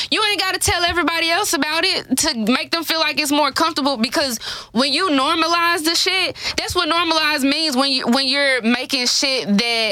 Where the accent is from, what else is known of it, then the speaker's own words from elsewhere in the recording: Memphis, Tennessee, United States; I'm from Memphis